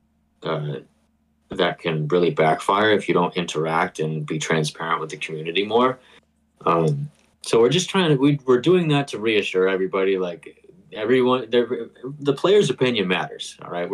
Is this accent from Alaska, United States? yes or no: no; Boston, Massachusetts, United States; I'm from the Boston area